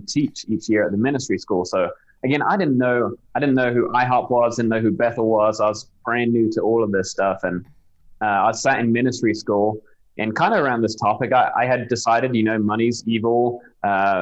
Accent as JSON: {"language": "English", "town": "Southampton", "region": "South East England", "country": "United Kingdom", "accent": "British", "moved": "as an adult", "lives_now": "United States"}